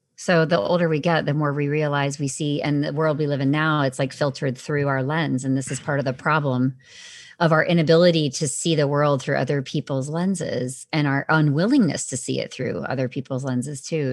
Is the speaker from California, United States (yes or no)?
yes; Southern California, United States; I grew up in Southern California